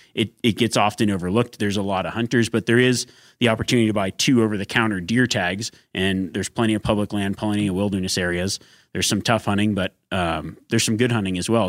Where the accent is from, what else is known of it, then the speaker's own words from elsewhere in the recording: Reno, Nevada, United States; my hometown of Reno, Nevada